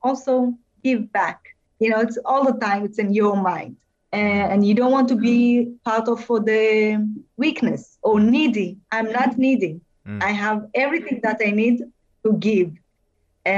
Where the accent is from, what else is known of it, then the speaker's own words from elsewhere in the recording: Israel; I'm Israeli. I'm proud to be Israeli.